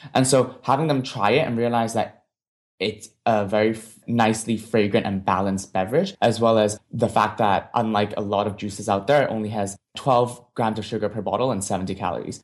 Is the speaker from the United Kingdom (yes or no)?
no; Hong Kong; moved away as an adult; now in United States; I grew up in Hong Kong